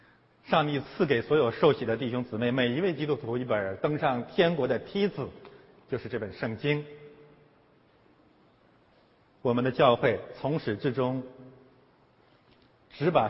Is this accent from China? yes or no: yes; China; now in Canada; 对于中国移民来讲呢，我们从中国来到了加拿大